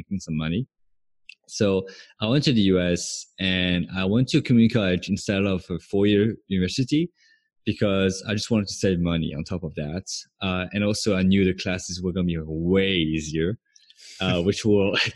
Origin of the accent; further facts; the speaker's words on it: France; moved away as an adult; also born or lived in Santa Barbara, California, United States / Los Angeles, United States; now in Bangkok, Thailand; So I moved to the US from France, which is where I was born and raised when I was 18.